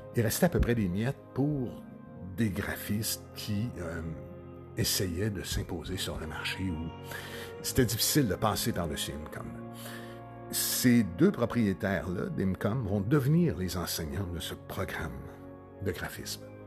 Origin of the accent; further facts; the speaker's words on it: Sorel-Tracy, Quebec, Canada; je suis né de Sorel-Tracy.